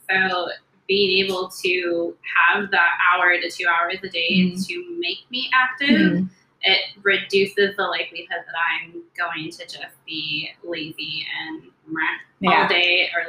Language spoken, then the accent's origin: English; Southern California, United States; moved away; I'm originally from Southern California.